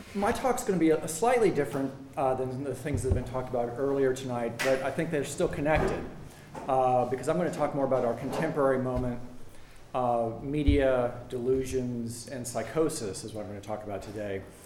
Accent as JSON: {"language": "English", "country": "United States", "said": "as an American"}